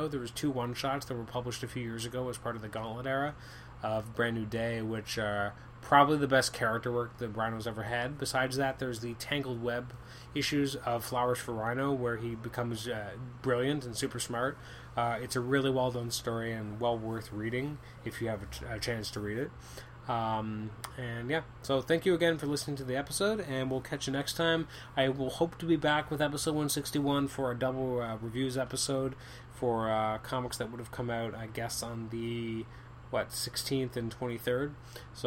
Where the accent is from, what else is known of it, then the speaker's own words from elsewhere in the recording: Canada; I'm Canadian.